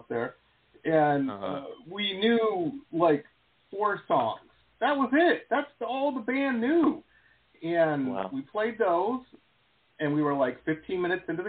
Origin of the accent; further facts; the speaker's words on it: Detroit, Michigan, United States; I grew up in Metro Detroit, 6 hours from you guys in Chicago there.